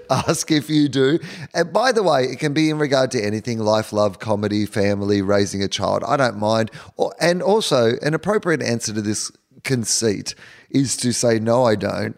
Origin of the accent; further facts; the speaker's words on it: Australia; as an Australian